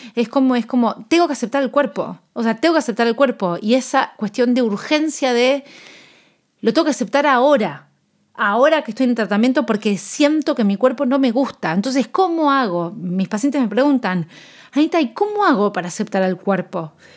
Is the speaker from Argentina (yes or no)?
yes; Argentina; yo soy nutricionista de Argentina